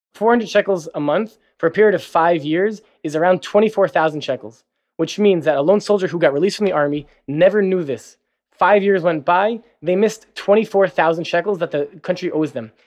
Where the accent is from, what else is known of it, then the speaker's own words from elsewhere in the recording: New Jersey, United States; moved away as an adult; now in Tel Aviv, Israel; I'm originally from New Jersey. And pretty much, yeah, after high school, I moved to Israel